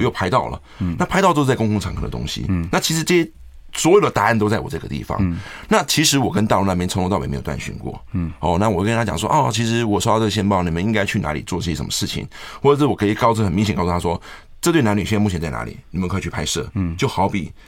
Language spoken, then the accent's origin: Chinese; Taiwan; 我们在俊春长大